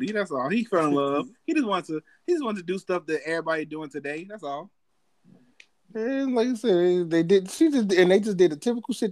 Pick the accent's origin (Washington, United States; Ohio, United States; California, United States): Ohio, United States; Cleveland; I'm from Cleveland, y'all.